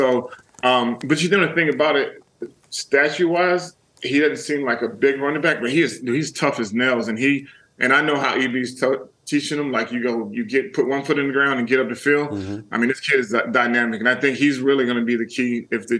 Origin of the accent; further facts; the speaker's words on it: Germany; born there; Like, obviously, I was born in Germany. My dad was a military man for 32 years.